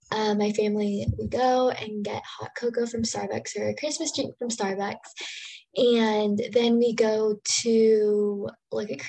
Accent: Texas, United States; moved away as an adult; also born or lived in Guangxi, China; now in Ohio, United States; I was born in Guangxi Province, China, uh, specifically in the city of Weiping, and I was raised in Texas for my whole life after I was adopted. I currently go to school at the College of Wooster in Ohio

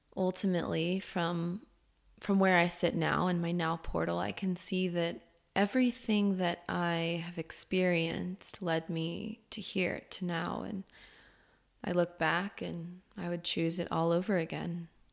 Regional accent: Orlando, Florida, United States; I was born in Orlando, Florida

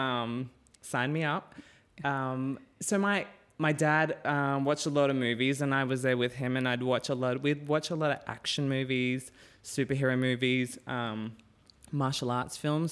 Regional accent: Cairns, Queensland, Australia; moved away; also born or lived in Innisfail / Brisbane / Perth; I grew up in Cairns

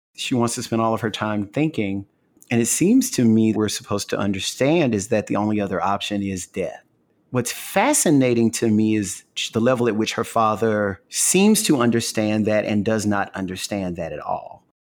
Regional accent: the South, United States; I'm just from the South

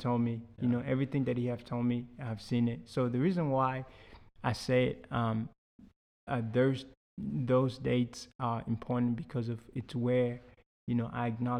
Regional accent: Houston, Texas, United States; So I was a very mischievous kid. Yeah, so, you know, growing up in Houston is big.

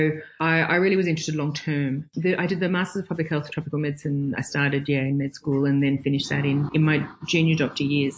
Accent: Brisbane, Queensland, Australia; I grew up in Brisbane.

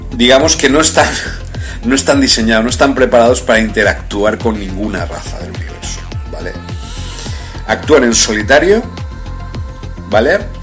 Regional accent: Spain; en España, donde yo me encuentro ahora, en mi país de origen

